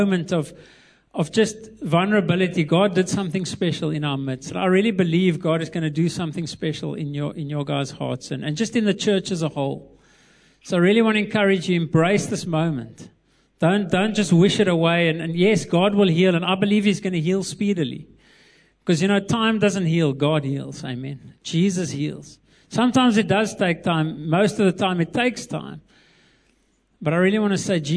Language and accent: English; Eastern Cape, South Africa; moved away; I was born in the Eastern Cape, so I love the Eastern Cape, the best place